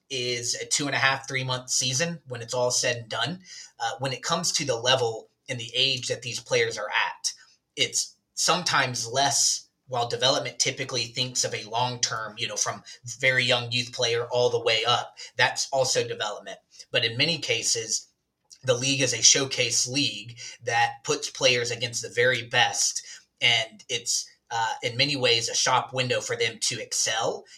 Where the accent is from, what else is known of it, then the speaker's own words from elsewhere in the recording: Alabama, United States; moved away; I'm actually originally from uh, a southern small community in the state of Alabama. I grew up in Alabama and then I moved away to play soccer